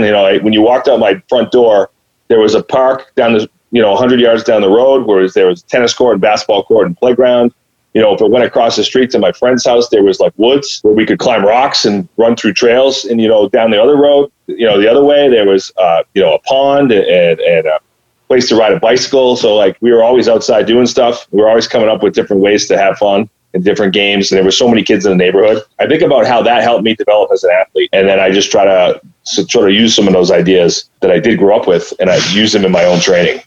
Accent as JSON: {"language": "English", "town": "Clinton", "region": "Massachusetts", "country": "United States", "tie": "born or raised there", "said": "I grew up here in Clinton, Mass"}